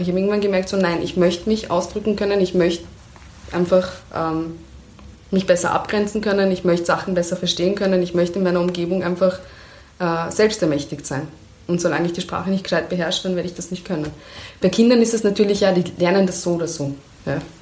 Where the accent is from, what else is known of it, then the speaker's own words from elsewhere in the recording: Iran; moved away; also born or lived in Kermanshah / Tuyserkan / Mahallat; meine schönsten Erinnerungen an meine Kindheit im Iran